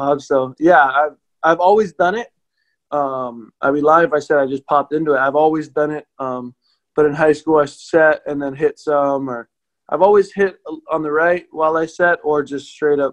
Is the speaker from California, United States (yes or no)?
no; Hawaii, United States; I grew up in Hawaii